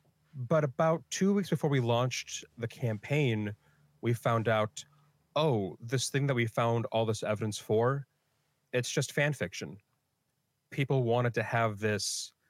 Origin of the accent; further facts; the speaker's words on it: Philippines; Philippines, and I'll just feel like I have to distance myself as much as I can from the fact that I am Filipino.